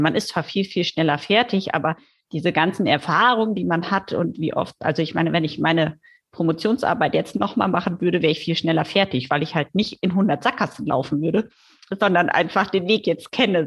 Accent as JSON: {"language": "German", "town": "Düsseldorf", "region": "North Rhine-Westphalia", "country": "Germany", "tie": "born or raised there", "also_born_or_lived": "Duisburg", "moved": "as an adult", "lives_now": "Lübeck, Germany", "said": "ich komme ursprünglich tatsächlich aus Düsseldorf, bin auch zur Schule gegangen"}